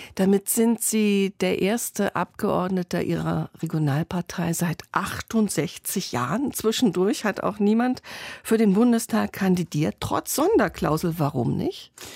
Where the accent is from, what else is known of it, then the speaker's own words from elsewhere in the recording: Northern Germany, Germany; Ich komme selbst aus dem Norden